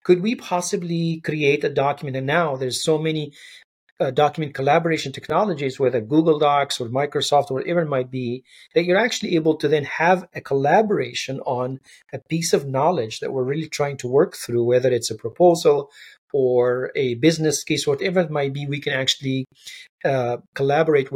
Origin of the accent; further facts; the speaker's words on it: Egypt; when I growing up in Egypt